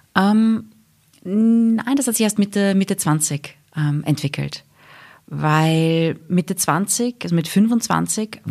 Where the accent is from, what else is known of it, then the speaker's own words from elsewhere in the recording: England, United Kingdom; moved away; also born or lived in Wiener Neustadt, Austria / Vienna, Austria; wir sind nach England gezogen, wie ich sieben Jahre alt war. Also ich bin in Wiener Neustadt geboren, dann in England aufgewachsen.